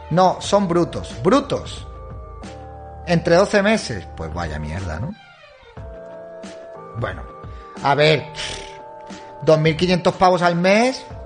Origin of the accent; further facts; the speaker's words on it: Argentina; me hizo ampliar horizontes soy de Argentina, por eso te pregunto.